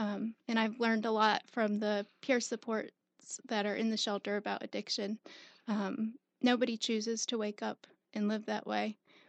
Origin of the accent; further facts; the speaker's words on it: South Carolina, United States; also born or lived in Bristol, Connecticut; Bristol, Connecticut, and then I came here when I was about 10. Okay. So raised in South Carolina.